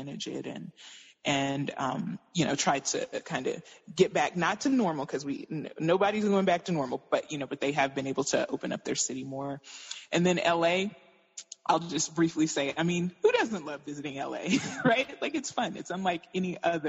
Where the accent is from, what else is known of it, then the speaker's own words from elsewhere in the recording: Tennessee, United States; now in Florida, United States; I'm originally from Tennessee